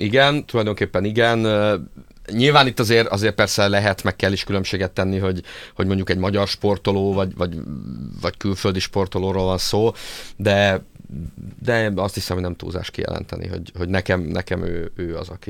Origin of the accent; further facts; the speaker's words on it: Szeged, Csongrád-Csanád, Hungary; én, én szegedi vagyok